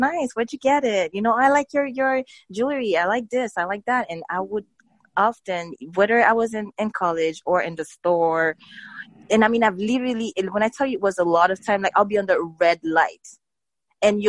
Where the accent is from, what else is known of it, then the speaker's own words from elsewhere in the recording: Haiti; moved away as an adult; I grew up in Haiti, and I didn't leave Haiti until I was a young adult.